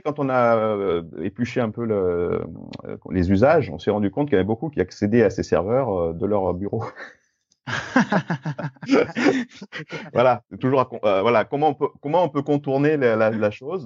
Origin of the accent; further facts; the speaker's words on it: Grenoble, Auvergne-Rhône-Alpes, France; je suis grenoblois